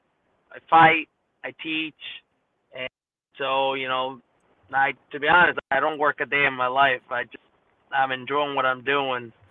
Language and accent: English; New York City, New York, United States; also born or lived in Miami / Columbus; I grew up in New York City, pretty much. When I was in Miami, went to live in Columbus for a bit, then came to New York, and been living here ever since.